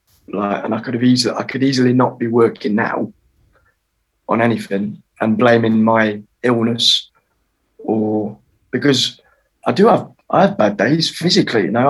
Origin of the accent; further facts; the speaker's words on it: Derbyshire, East Midlands, United Kingdom; also born or lived in Germany; I grew up in Derbyshire